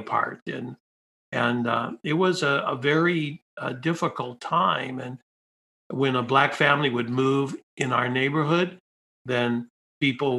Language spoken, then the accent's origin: English; Detroit, Michigan, United States; I grew up in Detroit, you know, in the inner city.